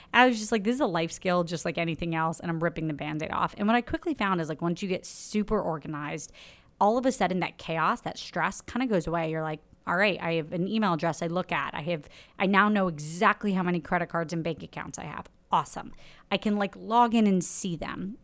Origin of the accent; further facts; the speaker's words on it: Florida, United States; now in New York City, United States; I'm from Florida